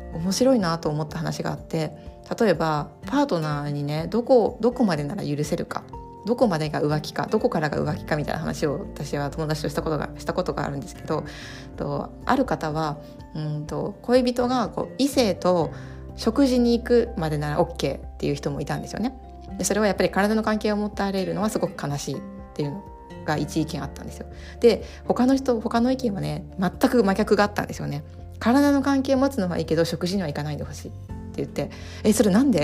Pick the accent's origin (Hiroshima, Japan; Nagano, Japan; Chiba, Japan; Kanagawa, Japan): Hiroshima, Japan; also born or lived in Kanto; 地元の広島に帰ってきたんです